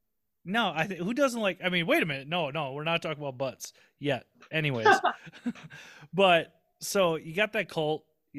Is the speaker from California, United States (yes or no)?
no; Southern Minnesota, United States; I'm a redneck from Southern Minnesota.